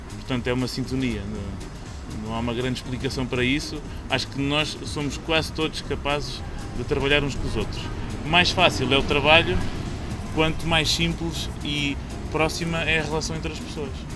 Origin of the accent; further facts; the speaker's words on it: northern Ribatejo, Portugal; moved away; eu cresci no norte do Ribatejo, na terra calcária